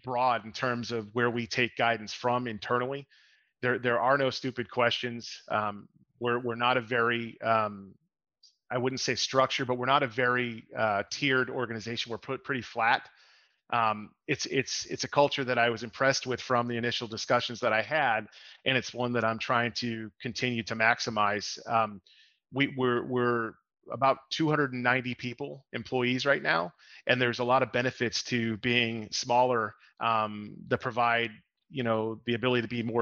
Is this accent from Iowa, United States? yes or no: no; Boston, Massachusetts, United States; now in Lake Mary, United States; I'm actually out of Orlando, Florida, in the Lake Mary area, although I grew up in the Boston area